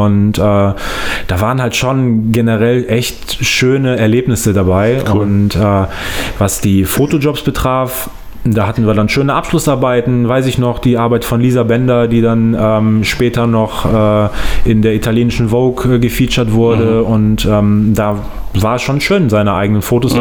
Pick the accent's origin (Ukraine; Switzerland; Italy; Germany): Germany; Solingen, North Rhine-Westphalia; also born or lived in Langenfeld; ich komme ähm, aus Langenfeld, mhm. bin in Soling groß geworden